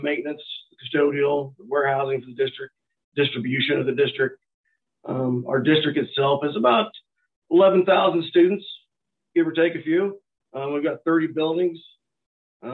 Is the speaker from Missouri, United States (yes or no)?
yes; northeast Missouri, United States; now in St. Joseph, United States; I grew up here in Missouri on the northeast corner, opposite side of the state that I'm currently